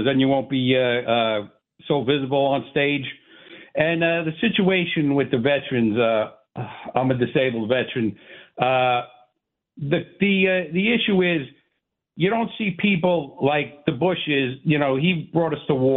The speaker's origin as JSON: {"language": "English", "region": "New York", "country": "United States", "said": "since I was from New York"}